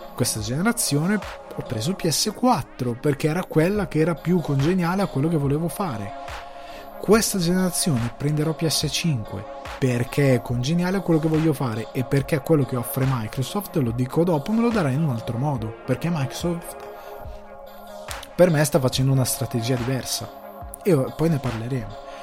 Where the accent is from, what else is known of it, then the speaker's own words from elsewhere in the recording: Italy; noi siamo anche europei, siamo anche italiani